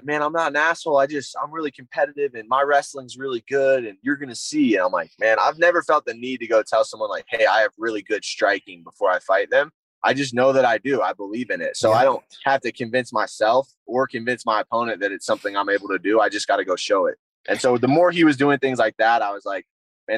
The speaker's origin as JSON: {"language": "English", "region": "South Carolina", "country": "United States", "also_born_or_lived": "Michigan", "moved": "as an adult", "said": "I'm originally from South Carolina, which wrestling's not really a hotbed in the Southeast. But I grew up wrestling."}